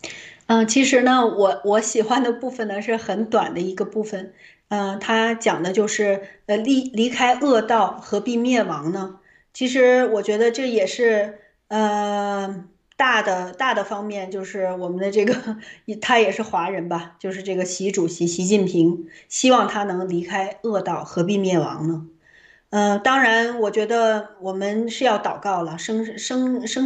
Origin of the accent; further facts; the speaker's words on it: China; 所以我的最大的盼望就是，我们中国人从过去到现在，其实几千年了